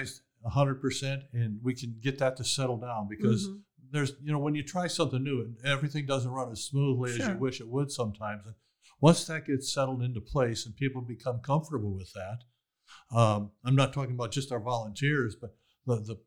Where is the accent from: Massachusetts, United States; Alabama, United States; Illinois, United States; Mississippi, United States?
Illinois, United States; Chicago; now in Waco, United States; I grew up in poverty in Chicago